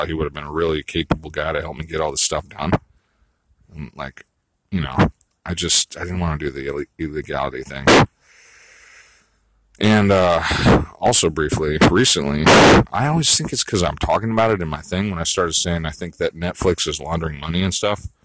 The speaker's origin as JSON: {"language": "English", "region": "California", "country": "United States", "tie": "born or raised there", "said": "I grew up in California"}